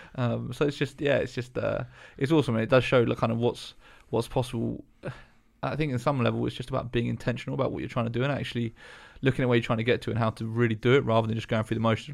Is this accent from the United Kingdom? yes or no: yes; Eastbourne, South East England, United Kingdom; I grew up in Eastbourne, which is very small as well.